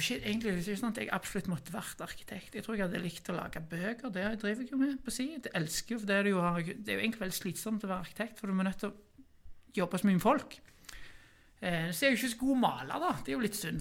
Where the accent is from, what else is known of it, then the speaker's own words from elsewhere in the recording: Norway; Jeg er vokst opp i Kværnag